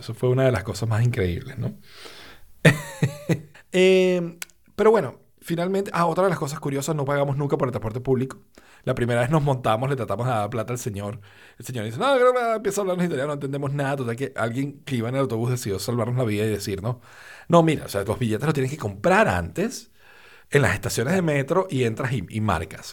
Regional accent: Valencia, Carabobo, Venezuela; also born or lived in Caracas, Venezuela; yo nací en Caracas, yo crecí en Valencia

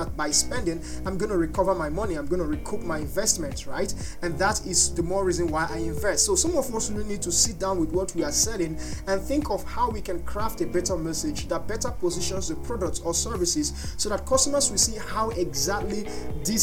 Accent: Nigeria; I am a Nigerian

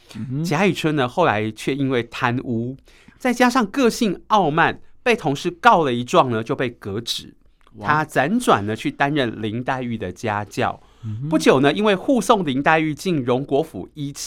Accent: Taipei, Taiwan; 我们台北人

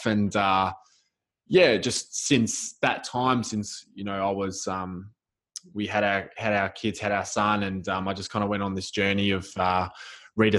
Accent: Melbourne, Victoria, Australia; I'm from Melbourne, Australia

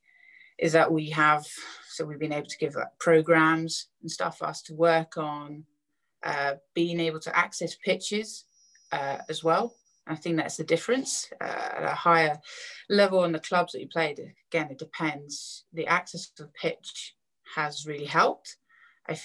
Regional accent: Canterbury, South East England, United Kingdom; Canterbury, it was my hometown, so it was my local, where my local school was, where I lived

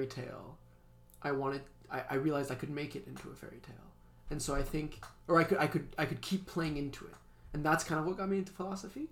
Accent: Geneva, Switzerland; moved away as an adult; also born or lived in Stanford; I'm from Switzerland. And born and raised in the same city, little city of Geneva

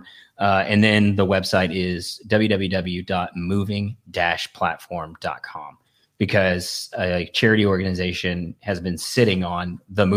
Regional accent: Georgia, United States; I grew up in Georgia

